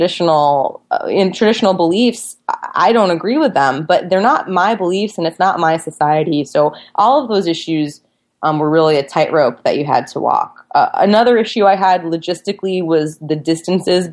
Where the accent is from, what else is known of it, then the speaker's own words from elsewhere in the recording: United States; I was an American journalist